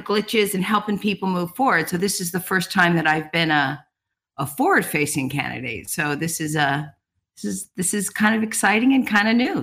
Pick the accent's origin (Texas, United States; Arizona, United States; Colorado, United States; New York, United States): Colorado, United States; moved away as an adult; now in Homer, United States; I came from Colorado. I'm actually a Columbine graduate